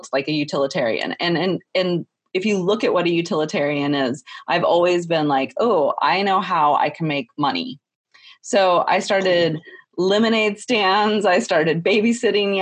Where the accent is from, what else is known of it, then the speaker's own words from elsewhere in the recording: Texas, United States; I grew up in Texas